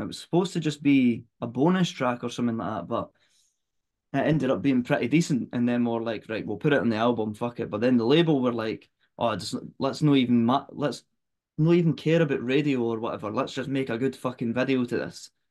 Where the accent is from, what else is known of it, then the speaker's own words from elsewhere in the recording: Fife, Scotland, United Kingdom; we're from Fife, that's no far from each other at all